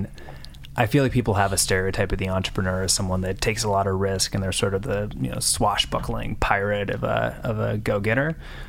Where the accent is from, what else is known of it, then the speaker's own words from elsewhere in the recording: Minneapolis, Minnesota, United States; moved away as an adult; also born or lived in East Coast; now in Los Angeles, United States; Originally here from Minneapolis, Minnesota. So I grew up in the Midwest, went out to the East Coast for college